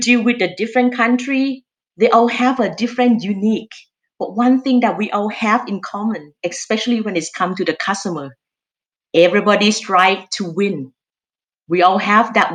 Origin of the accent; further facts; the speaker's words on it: Thailand; accent: Thai; English is a second language; moved away as an adult; you can tell by my accent, I'm Thai. I originally from Thailand. I moved here about 20 years ago. When I look back, I actually grew up in quite a moderate family in Thailand.